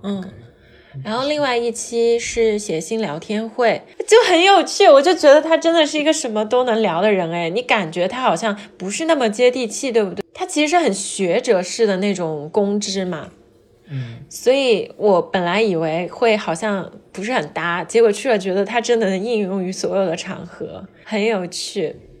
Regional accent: southern China, China; 我们那时候南方没有暖气嘛，就会有那种木架的烤火炉

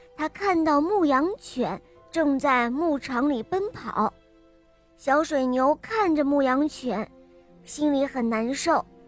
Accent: Shijiazhuang, Hebei, China; 我来自世家庄

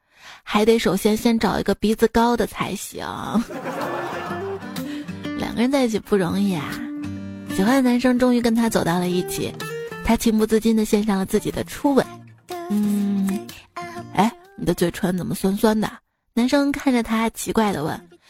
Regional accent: Shaanxi, China; 其实我们，我们陕西人。

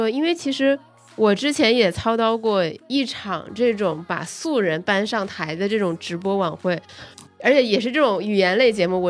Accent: Shandong, China; born there; 就是因为可能是因为我在山东出生，所以徐小米的出现会让我特别的惊喜

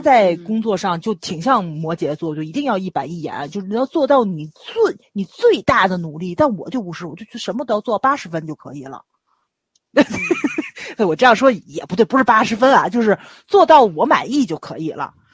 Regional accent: Tianjin, China; accent: Tianjin; 我不是外地人，我就是天津人

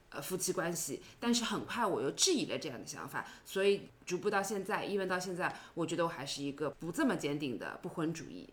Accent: China; 我在国内的这个环境开，成长起来的

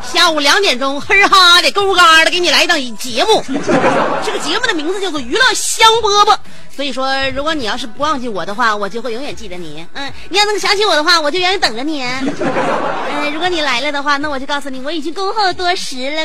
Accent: Shenyang, Liaoning, China; 作为沈阳人呢，东北人呢

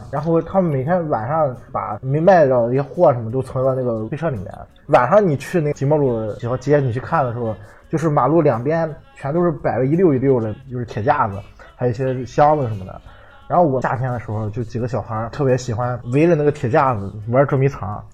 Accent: Qingdao, Shandong, China; 我小时候住在吉茂路那边儿

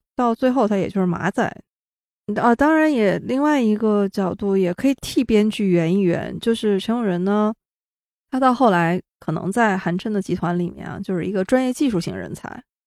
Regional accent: China; 我作为一个中国大陆的观众

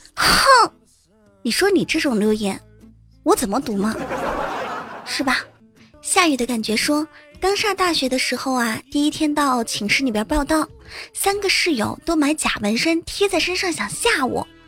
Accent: Hubei, China; 作为一个湖北人啊，发现在湖北高考真的挺不容易的

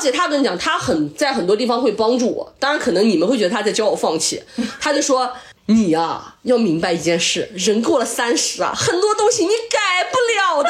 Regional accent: Shanxi, China; 原来我是山西人

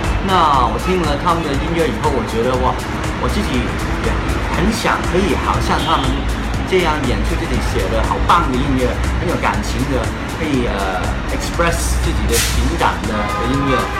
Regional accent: Hong Kong; accent: Hong Kong-accented Mandarin; Chinese is a second language

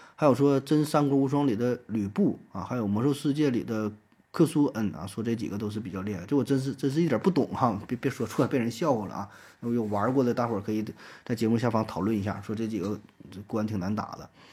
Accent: China; 我们中国人

